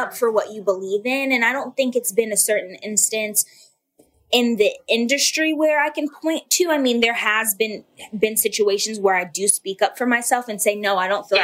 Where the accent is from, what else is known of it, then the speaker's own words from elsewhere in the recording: Atlanta, Georgia, United States; I was born and raised in Atlanta, Georgia.